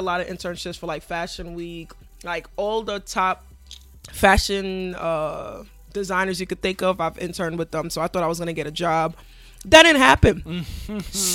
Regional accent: New York City, New York, United States; I'm from Hollis, Queens, actually

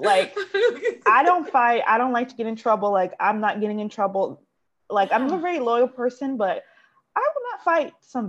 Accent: the South, United States; I'm from the South.

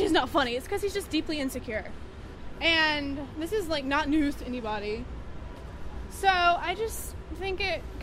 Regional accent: North Carolina, United States; now in New York, United States; I'm from North Carolina

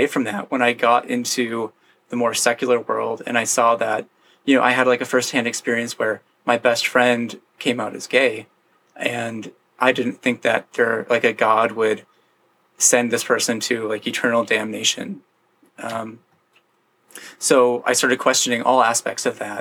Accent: Grand Rapids, Michigan, United States; moved away as an adult; now in Seattle, United States; where I grew up in Grand Rapids, Michigan, it's a really heavily like Protestant Christian area.

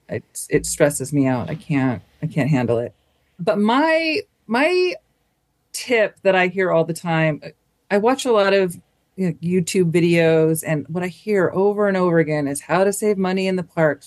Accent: Southern California, United States; I'm from Southern California

